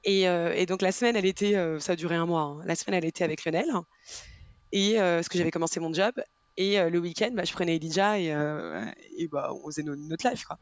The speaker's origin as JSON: {"language": "French", "town": "Rennes", "region": "Brittany", "country": "France", "moved": "as an adult", "lives_now": "Paris, France", "said": "je suis originaire euh, de Rennes"}